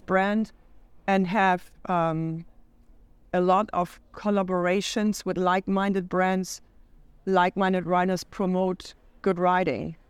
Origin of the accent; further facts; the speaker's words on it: Hamburg, Germany; moved away as an adult; now in United States; Hamburg. Nice. That's where I'm from. And um, I moved to the States in 2011